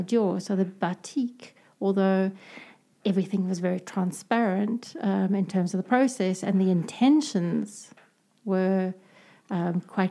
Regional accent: South Africa; as a South African consumer

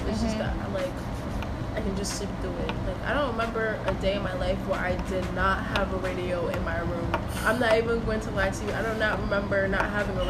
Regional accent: Yonkers, New York, United States; moved away; I am not originally from the place that I am now. Like, I grew up in Yonkers, so I have that weirdness in me from the Yonkers feel.

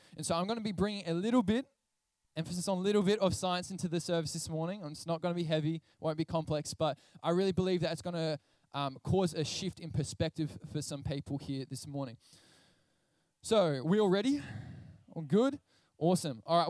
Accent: Portland, Victoria, Australia; I grew up in Portland, Victoria, which is a coastal town

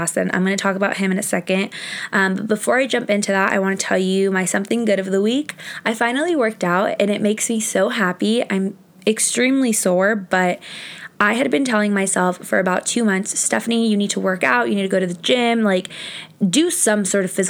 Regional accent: Southern California, United States; I'm from Southern California

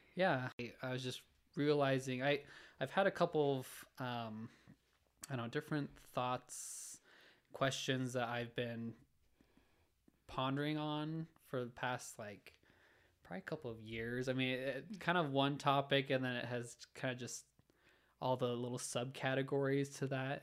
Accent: Orem, Utah, United States; I grew up in Orem, Utah.

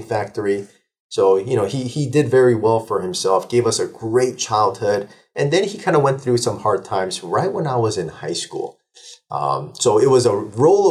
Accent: Burbank, California, United States; also born or lived in Seoul, South Korea; So I was born in 79 in Seoul, Korea, moved out here in 84 when I was 5 years old. Then I settled down in Burbank, California

